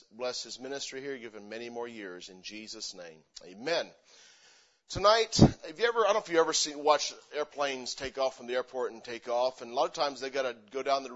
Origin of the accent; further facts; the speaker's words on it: Missouri, United States; moved away as an adult; also born or lived in Pennsylvania; now in Spokane, United States; I grew up in Missouri because that's where most of my memories are from